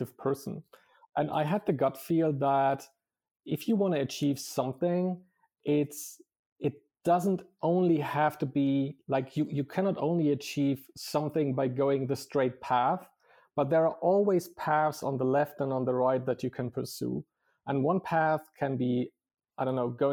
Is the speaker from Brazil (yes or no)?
no; East Frisia, Lower Saxony, Germany; also born or lived in Dortmund; I come from a very small village in northern Germany. Like originally, I was born in Dortmund. Then I moved with my parents to Ostfriesland, how it's called in Germany. So very much north to the Dutch border, very small, boring town